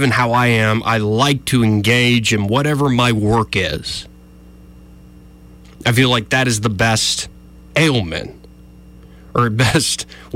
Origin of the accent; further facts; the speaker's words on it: Montgomery, Alabama, United States; I was raised here in Montgomery from preschool all the way through high school